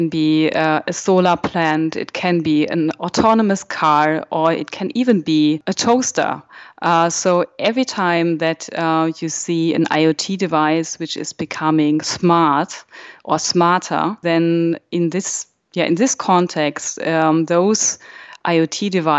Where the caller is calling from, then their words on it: Berlin, Germany; I'm dialing in from Berlin